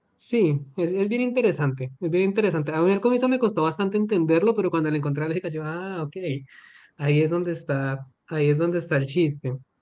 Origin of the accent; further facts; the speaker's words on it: Colombia; amo mi país, soy colombiano